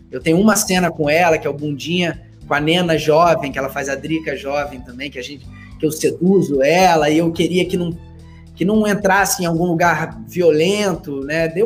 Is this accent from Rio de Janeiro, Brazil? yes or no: yes; Rio de Janeiro, Brazil; eu sou do Rio